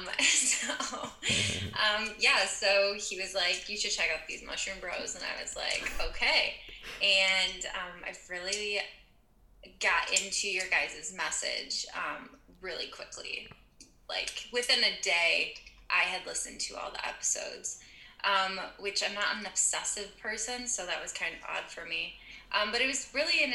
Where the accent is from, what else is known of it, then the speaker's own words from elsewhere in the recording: Michigan, United States; also born or lived in Manhattan, New York; now in Detroit, United States; I am from Michigan. I'm in the Midwest of the United States. I grew up in a really small and conservative town